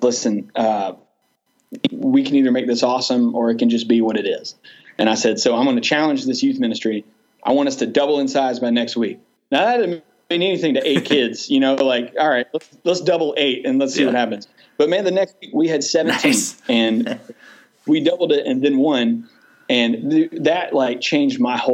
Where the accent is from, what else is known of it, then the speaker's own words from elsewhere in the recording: Douglasville, Georgia, United States; now in Villa Rica, United States; I grew up in Douglasville, which is right next to Villarrica.